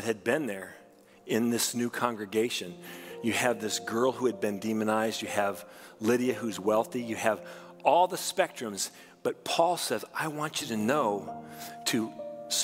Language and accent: English; United States; We are Christians first who happen to also be Americans.